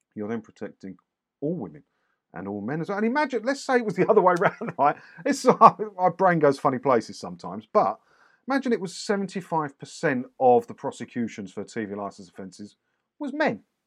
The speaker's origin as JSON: {"language": "English", "town": "Clacton-on-Sea", "region": "East of England", "country": "United Kingdom", "tie": "born or raised there", "said": "I grew up in Clacton"}